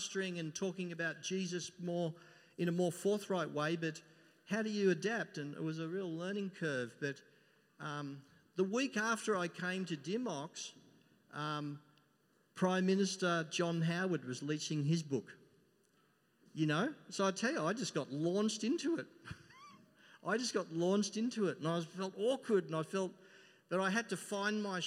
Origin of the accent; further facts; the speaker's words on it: Melbourne, Victoria, Australia; I come from Melbourne and, you know, you walk down Collins Street